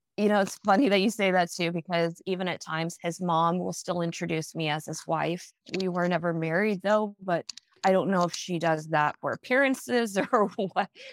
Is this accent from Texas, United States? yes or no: yes; Dallas, Texas, United States; also born or lived in Midlothian, Virginia; I'm actually from Dallas, Texas